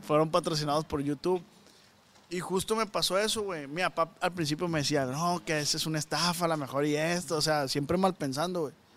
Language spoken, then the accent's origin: Spanish; Culiacán, Sinaloa, Mexico; de Culiacán